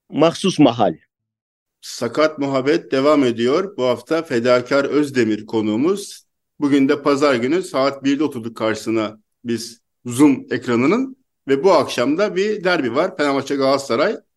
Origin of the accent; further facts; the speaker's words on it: Istanbul, Turkey; now in Mersin, Turkey; Ben İstanbul'da doğdum, büyüdüm. Şimdi Mersin'deyim ama İstanbul'da yaşıyordum.